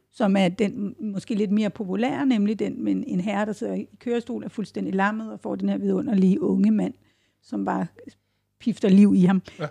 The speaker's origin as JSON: {"language": "Danish", "town": "Odense", "region": "Southern Denmark", "country": "Denmark", "tie": "born or raised there", "said": "den by, jeg er født"}